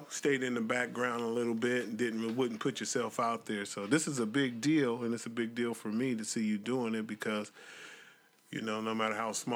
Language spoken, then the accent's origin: English; Portland, Oregon, United States; I was born in Portland